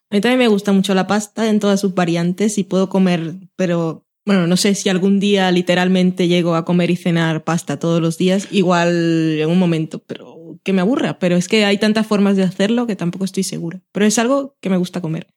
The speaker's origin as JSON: {"language": "Spanish", "town": "Barranquilla", "region": "Atlántico", "country": "Colombia", "tie": "born or raised there", "also_born_or_lived": "Sabadell", "moved": "yes", "lives_now": "Spain", "said": "yo crecí en Barranquilla"}